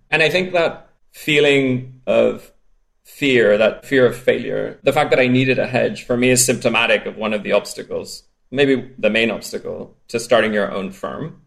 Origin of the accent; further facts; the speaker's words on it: Spain; accent: strange accent; I grew up in Spain